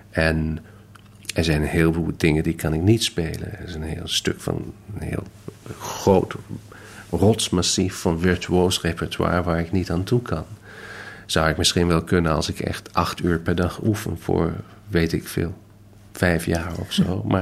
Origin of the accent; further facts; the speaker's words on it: Detmold, North Rhine-Westphalia, Germany; also born or lived in Hamburg; Ik ben geboren in Hamburg, opgegroeid in een klein stadje met naam Detmold. Omdat hij had een goed muziekconservatorium.